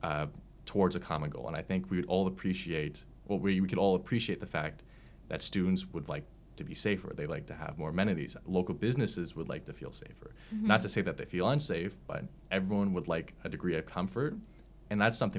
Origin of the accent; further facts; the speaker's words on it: Oakville, Ontario, Canada; I grew up in Oakville in the GTA.